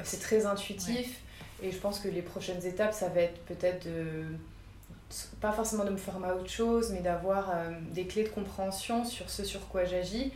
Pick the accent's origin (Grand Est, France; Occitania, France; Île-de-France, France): Grand Est, France; Moselle; je suis née en, en Moselle